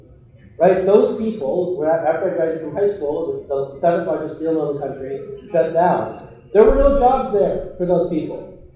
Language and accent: English; Illinois, United States; my hometown that I grew up in Illinois